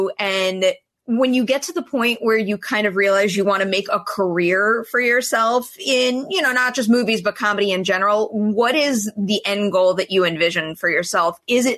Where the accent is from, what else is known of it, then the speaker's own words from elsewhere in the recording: New York, United States; moved away as an adult; now in Los Angeles, United States; It took me way too long to move from my hometown in New York to go out to LA.